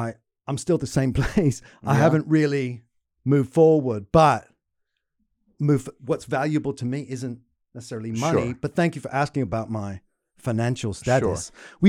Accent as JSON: {"language": "English", "town": "Wexford", "region": "Pennsylvania", "country": "United States", "tie": "born or raised there", "said": "Yeah, I was born and raised in Wexford, Pennsylvania"}